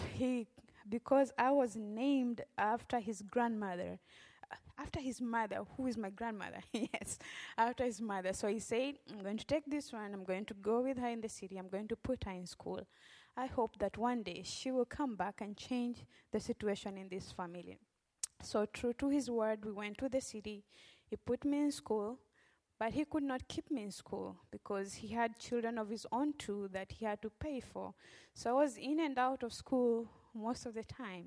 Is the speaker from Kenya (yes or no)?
yes; Western Kenya, Kenya; moved away as an adult; now in Memphis, United States; I grew up in Western Kenya